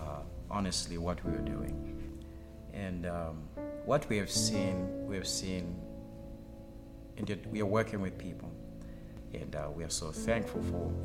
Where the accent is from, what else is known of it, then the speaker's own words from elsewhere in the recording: Zimbabwe; also born or lived in Florence, Kentucky / South Bend, Indiana; now in Greenville, United States; my wife here … We're both from Zimbabwe